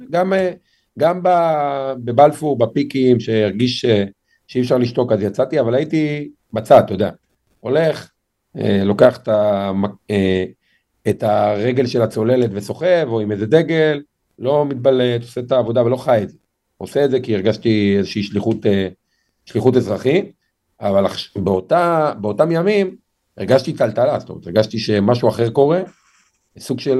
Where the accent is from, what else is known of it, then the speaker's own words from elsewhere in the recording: Lod, Central District, Israel; אבל גדלתי בשכונה שנגיד בהערכה גסה, 90 פלוס אחוז ממנה מולד עדות המזרח, שכונה קשת יום. איפה? משפחה קשת יום. בלוד.